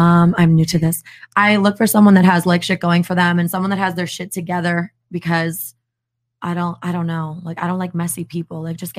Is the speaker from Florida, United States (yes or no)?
yes; Hollywood, Florida, United States; also born or lived in New Jersey; I just turned 24, and I grew up in Hollywood, Florida. I live in Hollywood, Florida currently, but I was born in New Jersey.